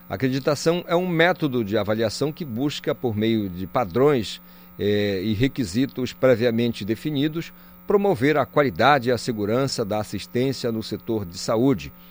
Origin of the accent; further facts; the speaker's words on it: Paraná, Brazil; moved away; also born or lived in Amazon; eu também sou paranaense. Ah. Estou aqui na Amazônia há muito tempo